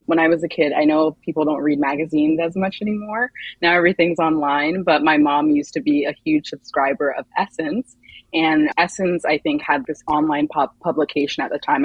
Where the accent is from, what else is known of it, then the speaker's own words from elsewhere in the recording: Montgomery County, Maryland, United States; moved away as an adult; also born or lived in Chapel Hill, North Carolina; I grew up in Montgomery County, Maryland